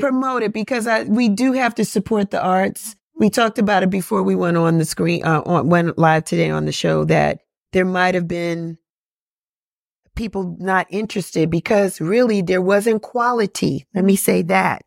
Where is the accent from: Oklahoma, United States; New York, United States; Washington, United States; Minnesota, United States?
New York, United States; moved away as an adult; now in Atlanta, United States; I'm from New York and I, when I, when I moved here, I had no family.